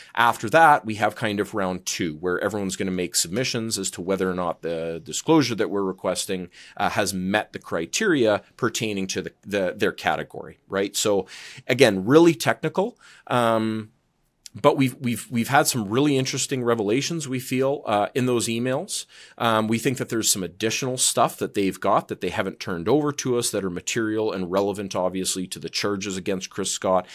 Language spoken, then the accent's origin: English; Calgary, Alberta, Canada; I'm from Calgary and, um, Alberta's where, uh, kind of where my heart is